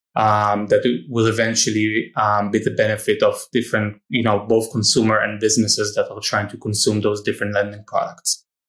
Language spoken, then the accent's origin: English; Israel; I, I grew up in Israel